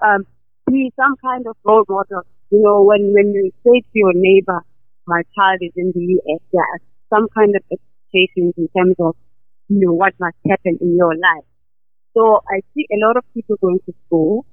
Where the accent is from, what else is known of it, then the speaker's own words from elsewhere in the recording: KwaZulu-Natal, South Africa; moved away; I am Zulu, I'm from KwaZulu-Natal